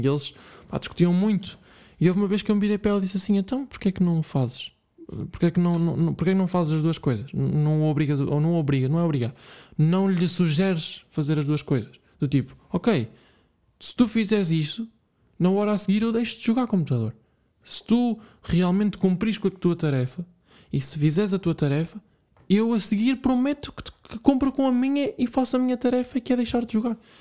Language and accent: Portuguese; Bragança, Norte, Portugal; eu cresci em Bragança, uh, se vocês não sabiam, já, eu sou de Bragança.